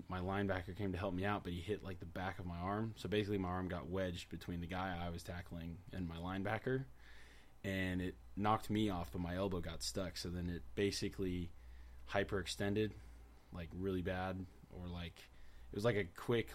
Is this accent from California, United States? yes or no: yes; Rancho Cucamonga, California, United States; I grew up in Rancho Cucamonga pretty much my whole life